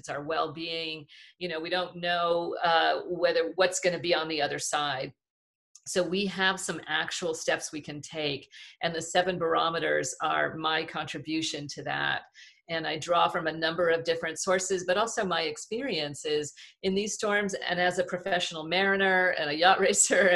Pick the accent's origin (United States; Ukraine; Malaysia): United States; Southern California; I'm from Southern California